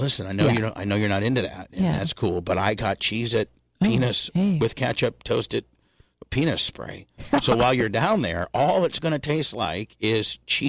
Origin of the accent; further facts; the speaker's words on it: Warsaw, Indiana, United States; moved away; that's my hometown is Warsaw, Indiana, and it's the orthopedic capital of the world.